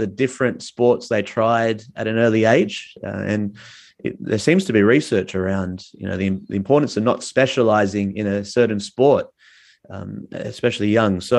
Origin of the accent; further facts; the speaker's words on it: Melville, Western Australia, Australia; growing up around the Melville Cricket Club